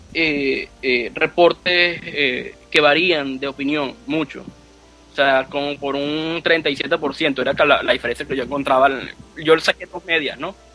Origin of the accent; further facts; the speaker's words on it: Venezuela; moved away as an adult; now in United States; como venezolano